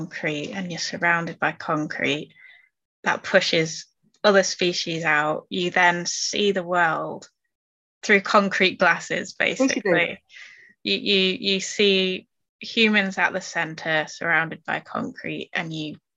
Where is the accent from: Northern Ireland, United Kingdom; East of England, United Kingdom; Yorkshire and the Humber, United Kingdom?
Yorkshire and the Humber, United Kingdom; accent: Yorkshire; moved away; my Yorkshire accent, where I'm originally from.